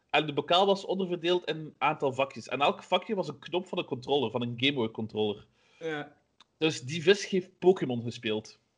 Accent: Flanders, Belgium; Maar Vlamingen we moeten echt wel heel hard werken ervoor, heb ik al gemerkt.

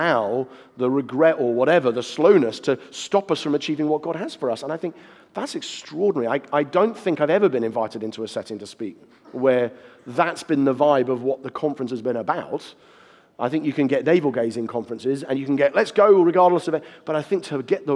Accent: United Kingdom; I'm speaking as a Brit

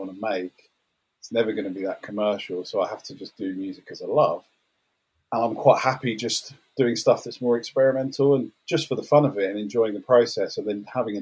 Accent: London, United Kingdom; I grew up in South London

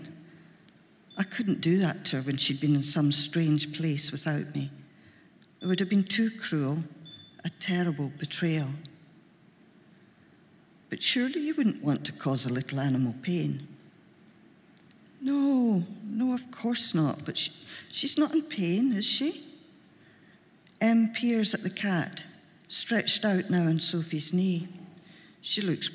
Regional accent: Glasgow, Scotland, United Kingdom; accent: Glaswegian; I'm a Glaswegian, I can't do upper-class accent.

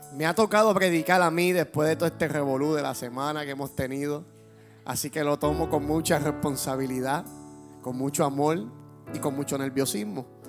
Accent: Puerto Rico; como puertorriqueños que somos

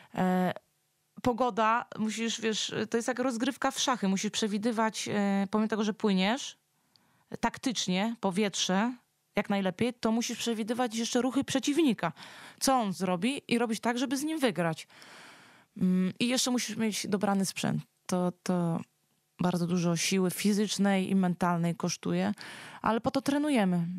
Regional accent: near Warsaw, Masovian Voivodeship, Poland; Ja tutaj jestem stąd. Tutaj są moje korzenie.

